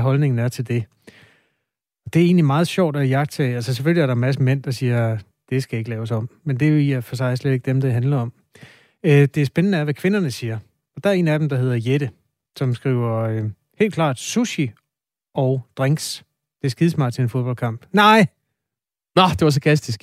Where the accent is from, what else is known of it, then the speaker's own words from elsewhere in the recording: Aarhus, Central Denmark Region, Denmark; Nu er jeg jo fra Aarhus, så det har altså været på Aarhus Stadion